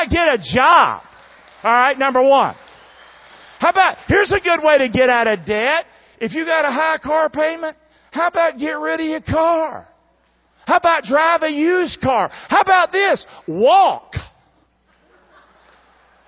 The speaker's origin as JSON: {"language": "English", "region": "the American South", "country": "United States", "said": "I'm a Southerner"}